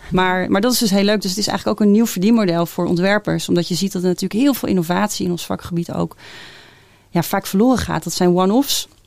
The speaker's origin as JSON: {"language": "Dutch", "town": "Lelystad", "region": "Flevoland", "country": "Netherlands", "said": "ik kom zelf uit Lelystad."}